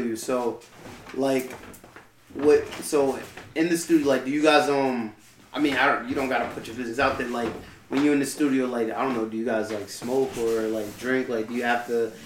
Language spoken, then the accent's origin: English; Nassau County, New York, United States